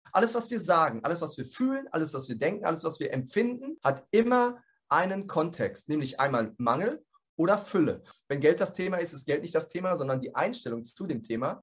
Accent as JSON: {"language": "German", "town": "Dortmund", "region": "North Rhine-Westphalia", "country": "Germany", "said": "ich komme aus Dortmund"}